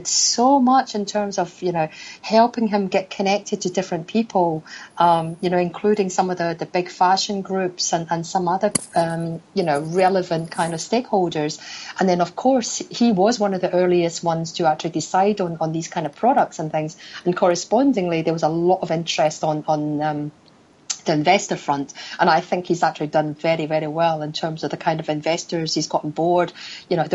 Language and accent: English; Scotland, United Kingdom; moved away as an adult; now in Hong Kong; Back home is in Scotland, actually. I was raised in Scotland, and my parents are still back there.